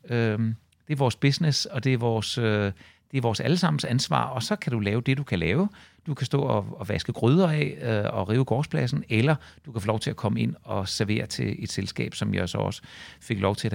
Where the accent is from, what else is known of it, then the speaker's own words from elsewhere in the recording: Svanninge, Southern Denmark, Denmark; also born or lived in Herlev; Vi flyttede til, til Svanninge, da jeg var øh, tre år gammel, og jeg kan intet huske fra Herlev. Så når folk spørger mig, hvor jeg kommer fra, så kommer jeg fra, øh, fra Svanninge.